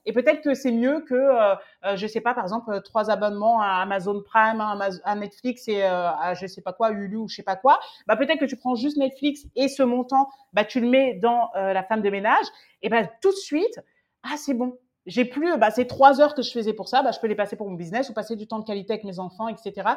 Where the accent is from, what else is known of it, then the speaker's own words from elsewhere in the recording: France; quand on est français